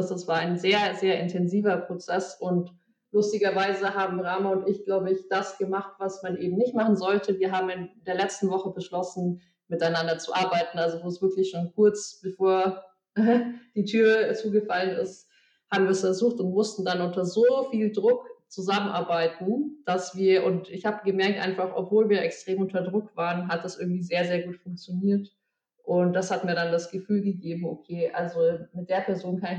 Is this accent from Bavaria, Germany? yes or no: yes; Munich, Bavaria, Germany; moved away as an adult; now in Berlin, Germany; ich bin eigentlich Münchnerin, äh, born and raised quasi.